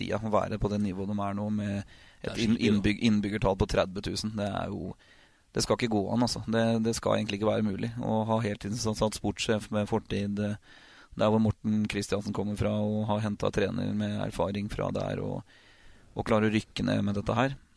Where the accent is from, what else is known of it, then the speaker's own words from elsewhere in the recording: Oslo, Norway; vi kommer fra Oslo, jeg og kona mi.